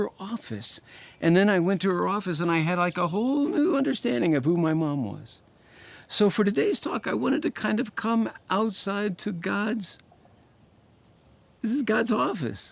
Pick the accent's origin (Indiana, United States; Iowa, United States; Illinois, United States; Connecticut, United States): Indiana, United States; Indianapolis; I grew up in Indianapolis, Indiana.